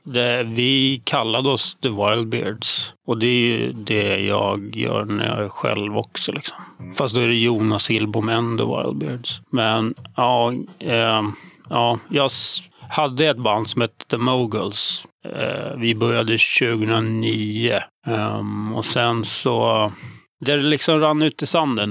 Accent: Stockholm, Stockholm County, Sweden; accent: stockholmska; mestadels i Hässelby

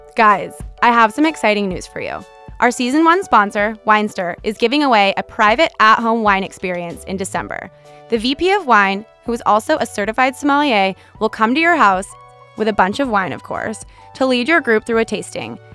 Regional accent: San Diego, California, United States; moved away; coming from San Diego

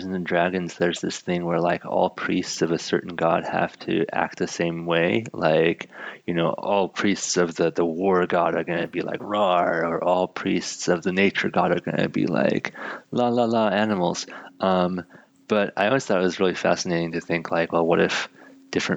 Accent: California, United States; As a Californian

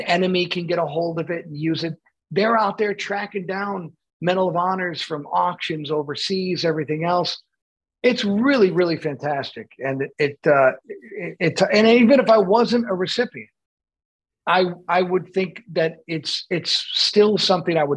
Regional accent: Buffalo, New York, United States; I'm from Buffalo

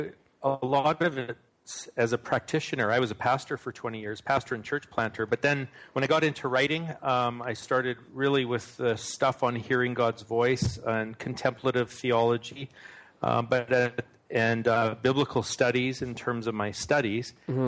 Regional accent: Manitoba, Canada; born there; No, actually, I was born in Manitoba, which is like right near the border of North Dakota. So some Americans mistake my accent for a Minnesotan accent, actually, or someone from Fargo.

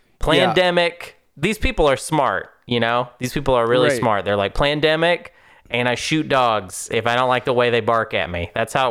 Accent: Madrid, Community of Madrid, Spain; I'm from Madrid. My family is some trees.

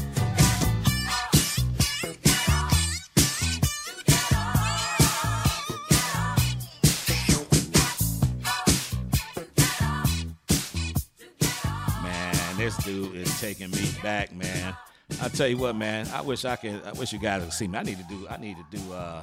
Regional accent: Detroit, Michigan, United States; I'm from Detroit

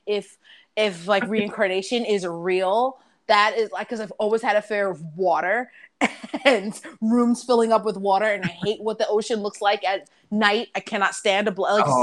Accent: New York, United States; accent: New York; I am from New York

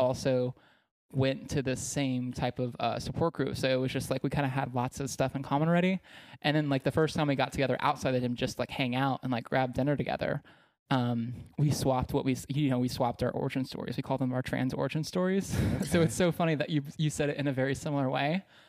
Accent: East Texas, United States; I grew up in East Texas where it's super conservative, and super religious

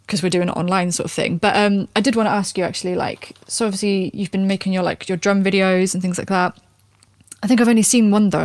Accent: England, United Kingdom; now in Cardiff, United Kingdom; even as an English person.

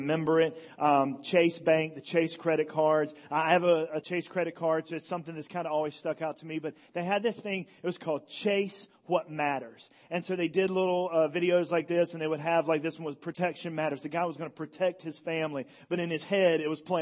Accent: Elizabeth City, North Carolina, United States; I'm from Elizabeth City, North Carolina.

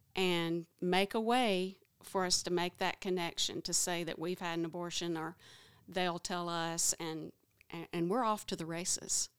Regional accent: Oneonta, Alabama, United States; I've lived in Alabama all my life. I don't mind you knowing that I'm from Oneonta, Alabama, which is a small town

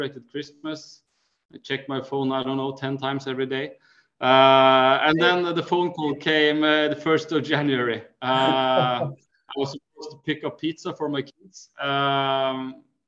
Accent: Norway; we come from Norway.

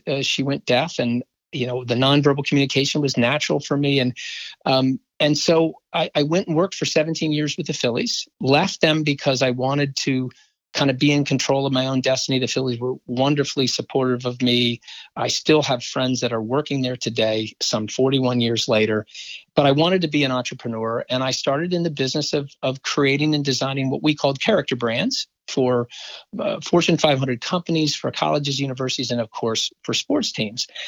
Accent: Philadelphia, Pennsylvania, United States; working for my hometown professional team

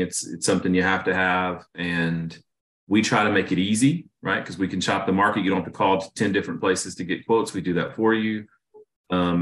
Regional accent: Raleigh, North Carolina, United States; I'm originally from Raleigh, North Carolina, and I had a different upbringing, I think, than most people I meet. I'm an inner city kid. I was a minority, you know, where I grew up

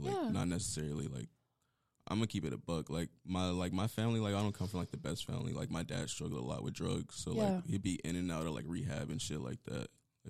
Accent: Palmdale, California, United States; now in Las Vegas, United States; as you guys heard. I'm originally from Palmdale, California. I lived everywhere.

